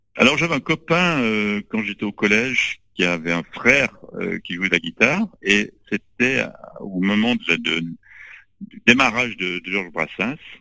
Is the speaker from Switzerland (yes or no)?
yes; Lausanne, Vaud, Switzerland; J'ai grandi à Lausanne, en Suisse